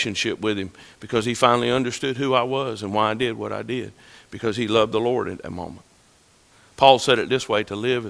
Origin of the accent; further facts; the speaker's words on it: Calhoun Falls, South Carolina, United States; I'm from Calhoun Falls